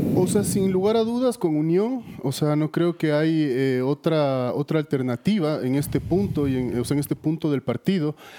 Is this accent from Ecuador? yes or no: yes; Ecuador; como sociedad ecuatoriana entendamos que esto es un fracaso de todos